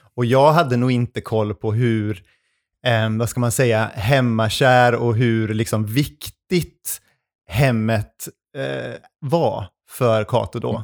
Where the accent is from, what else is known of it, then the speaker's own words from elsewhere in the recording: Arvidsjaur, Norrbotten County, Sweden; moved away as an adult; also born or lived in Umeå; now in Gothenburg, Sweden; jag kommer ju från Arvidsjaur